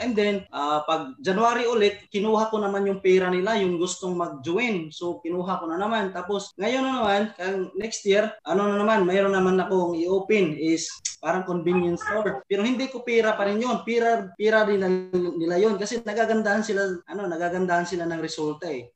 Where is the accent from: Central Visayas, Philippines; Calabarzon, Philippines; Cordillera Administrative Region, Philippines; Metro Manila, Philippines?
Central Visayas, Philippines; Cebu; Tagalog is a second language; hindi kasi ako Tagalog. Uh, Cebu, sa Cebu sa Cebu kasi ako.